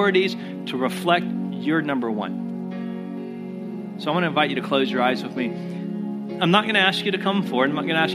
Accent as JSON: {"language": "English", "country": "United States", "said": "we as Americans"}